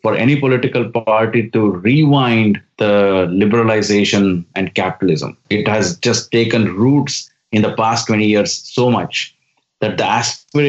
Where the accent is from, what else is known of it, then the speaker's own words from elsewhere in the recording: India; moved away as an adult; now in Silicon Valley, United States; when I was growing up in India back in the 80s and 90s